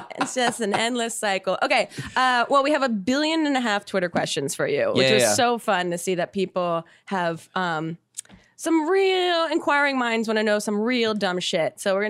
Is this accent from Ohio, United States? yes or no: no; New Jersey, United States; I'm from South Jersey